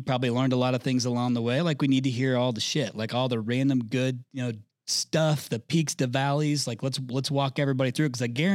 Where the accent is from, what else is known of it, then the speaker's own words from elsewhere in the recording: Indiana, United States; I'm from Indiana